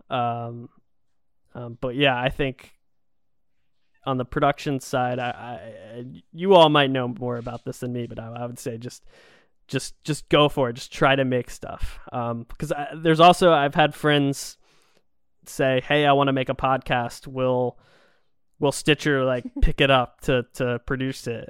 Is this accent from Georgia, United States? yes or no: yes; Georgia, United States; moved away; I grew up in Georgia, so we weren't super far from Disney World